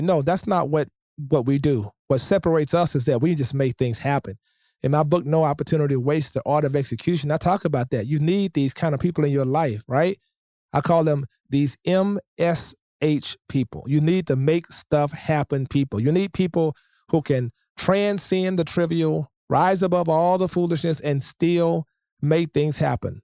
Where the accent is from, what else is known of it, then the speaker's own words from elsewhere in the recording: Shreveport, Louisiana, United States; I grew up in Shreveport, Louisiana